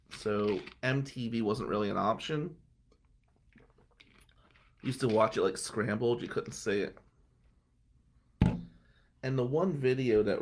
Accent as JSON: {"language": "English", "town": "Atlantic City", "region": "New Jersey", "country": "United States", "tie": "born or raised there", "said": "where we grew up in Ducktown, Nicky Scarfo, who was a big mafia guy, that was Scarfo's area, Ducktown."}